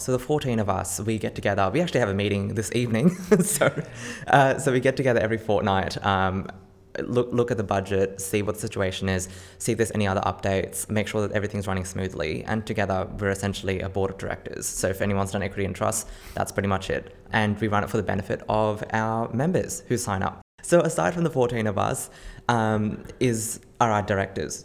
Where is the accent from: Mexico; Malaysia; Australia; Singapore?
Australia; Campbelltown, New South Wales; I grew up in Campbelltown